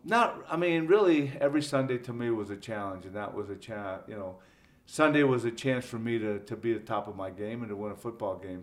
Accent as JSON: {"language": "English", "town": "Ontario", "region": "California", "country": "United States", "tie": "born or raised there", "moved": "as an adult", "lives_now": "Cincinnati, United States", "said": "growing up in Southern California"}